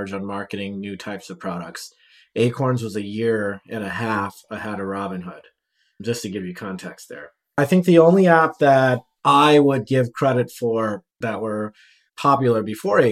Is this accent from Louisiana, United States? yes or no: yes; New Orleans, Louisiana, United States; also born or lived in Los Angeles, California; now in Austin, United States; I grew up in, born and raised in New Orleans, Louisiana